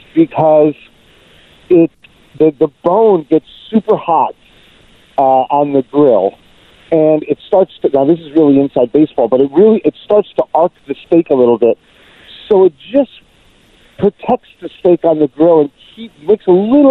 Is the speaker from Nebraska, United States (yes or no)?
no; New York, United States; also born or lived in Cuba; being a New Yorker